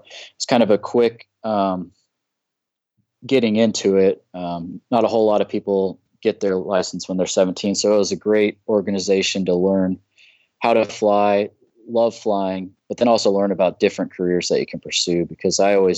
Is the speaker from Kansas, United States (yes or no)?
yes; Topeka, Kansas, United States; moved away; I'm from Topeka, Kansas originally.